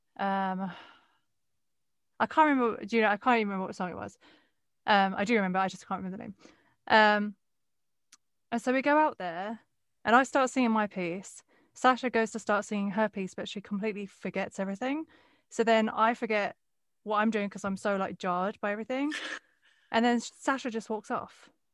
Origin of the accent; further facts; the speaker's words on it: Westcliff-on-Sea, East of England, United Kingdom; where I grew up in West Cliff